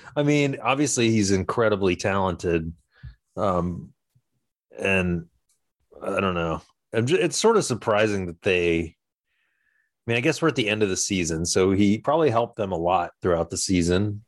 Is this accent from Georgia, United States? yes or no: yes; Georgia, United States; I'm from Georgia